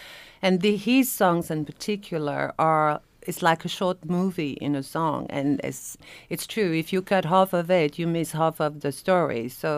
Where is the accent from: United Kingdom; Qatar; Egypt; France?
France; now in San Diego, United States; I think in San Diego, I'm the only French, true French cultured, I mean, who sings in French.